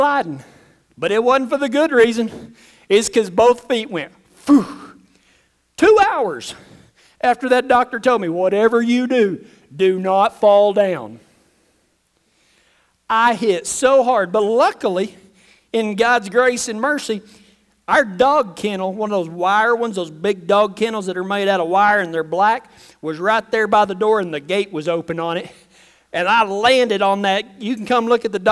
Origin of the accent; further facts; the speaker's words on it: West Texas, United States; I grew up in West Texas around the mesas, and I hunted snake rattlesnakes for a living